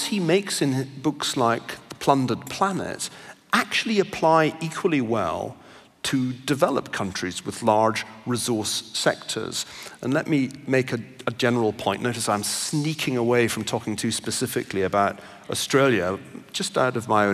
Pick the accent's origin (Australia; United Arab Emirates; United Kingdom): United Kingdom; Glasgow, Scotland; now in United States; I grew up in Glasgow, as you may still just about be able to detect in my accent